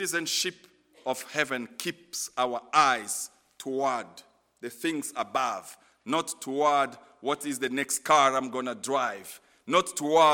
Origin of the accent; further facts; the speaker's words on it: DR Congo